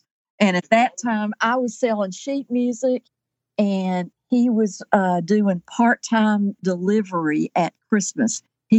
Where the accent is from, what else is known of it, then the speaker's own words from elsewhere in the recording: Kingsport, Tennessee, United States; also born or lived in Johnson City, Tennessee; I grew up in Upper East Tennessee in Kingsport lived there until I went to college.